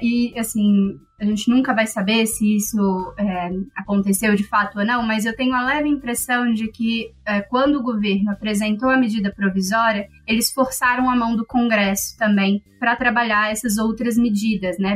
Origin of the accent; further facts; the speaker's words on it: Brazil; Como bons brasileiros